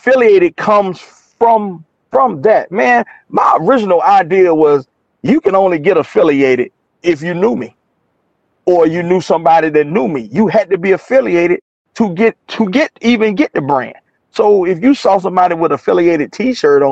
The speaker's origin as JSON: {"language": "English", "town": "Portsmouth", "region": "Virginia", "country": "United States", "tie": "born or raised there", "moved": "as an adult", "lives_now": "Atlanta, United States", "said": "I'm doing this interview from Virginia, not Atlanta, you know, in my hometown of Portsmouth, Virginia"}